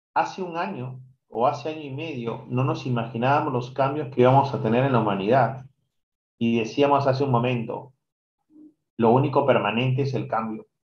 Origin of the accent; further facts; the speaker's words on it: Peru; yo soy peruano